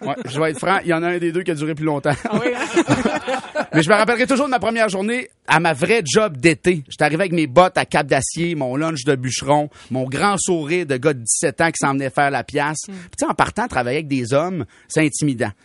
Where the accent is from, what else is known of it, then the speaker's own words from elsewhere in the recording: Saint-Joseph-de-Kamouraska, Quebec, Canada; je viens de Saint-Joseph-de-Kamouraska.